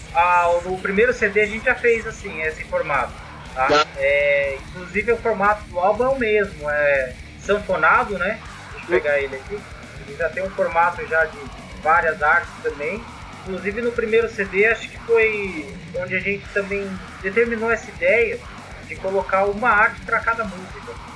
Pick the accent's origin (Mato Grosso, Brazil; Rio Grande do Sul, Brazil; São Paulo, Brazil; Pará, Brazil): São Paulo, Brazil; Bragança Paulista; Somos de Bragança, uma cidade do interior aqui